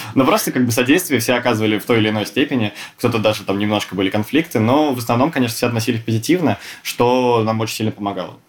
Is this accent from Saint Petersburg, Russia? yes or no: yes; Saint Petersburg, Russia; я тоже из Санкт-Петербурга